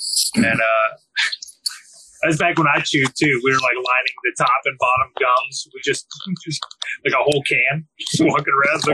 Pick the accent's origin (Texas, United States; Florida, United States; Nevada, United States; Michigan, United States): Texas, United States; I'm from Texas.